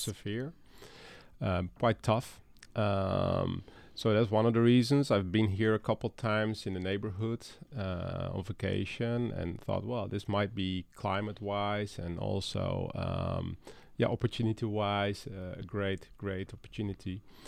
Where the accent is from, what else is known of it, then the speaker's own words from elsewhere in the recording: Netherlands; moved away as an adult; now in Dalton, United States; I'm from the Netherlands and that's where I started my career.